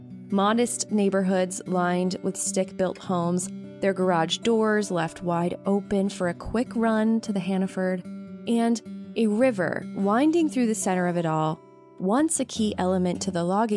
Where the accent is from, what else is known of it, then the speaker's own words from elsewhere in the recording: Maine, United States; the quintessential Maine scene, that the beauty of my home state